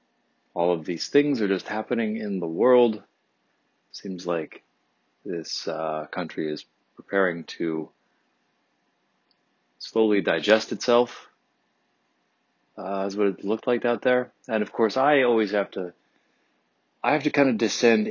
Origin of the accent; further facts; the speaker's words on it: Detroit, Michigan, United States; I grew up 3 miles outside of Detroit proper, until I was 10